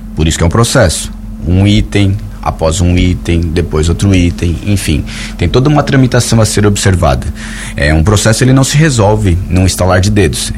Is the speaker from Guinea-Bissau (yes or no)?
no; Orleans, Santa Catarina, Brazil; Eu não sou aqui da cidade, sou da, como vocês sabem, eu sou de Orleans